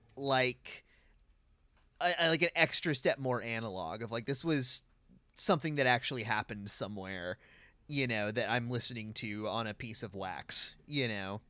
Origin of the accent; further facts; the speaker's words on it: California, United States; as a Californian